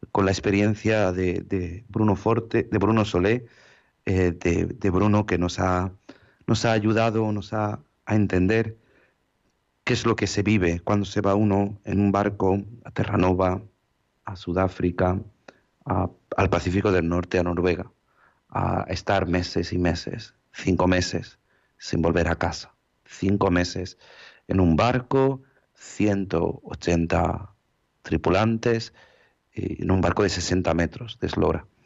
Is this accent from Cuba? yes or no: no; Ukraine; Spanish is a second language; no, no, yo soy ucraniana. Yo soy ucraniana, mi familia es rusa también, mis padres, uno es ruso, otro ucraniano